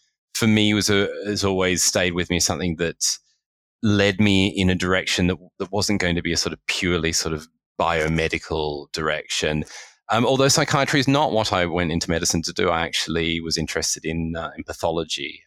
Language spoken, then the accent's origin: English; Australia; moved away as an adult; also born or lived in United Kingdom; now in London, United Kingdom; I was born and raised in Australia and moved to the UK about 12 years ago.